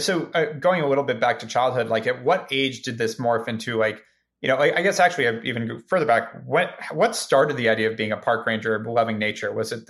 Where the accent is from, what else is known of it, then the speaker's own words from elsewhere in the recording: Ojai, California, United States; I grew up in Ojai and would go to the beaches in Santa Barbara.